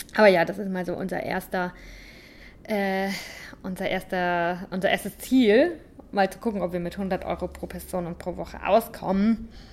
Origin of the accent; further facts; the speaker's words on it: St. Leon-Rot, Baden-Württemberg, Germany; moved away as an adult; Ich komme aus St. Leon Roth